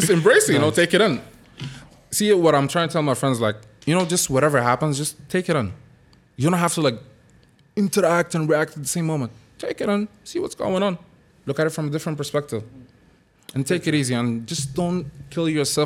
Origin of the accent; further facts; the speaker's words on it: Sudan; I'm from Sudan. I was born and raised here